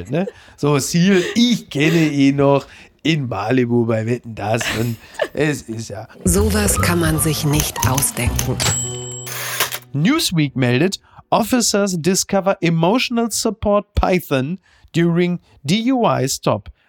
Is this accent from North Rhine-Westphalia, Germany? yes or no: yes; North Rhine-Westphalia, Germany; ich kenne ja Schlangen eigentlich nur so als Airbrush auf Motorhauben. Ich komme aus dem Ruhrgebiet.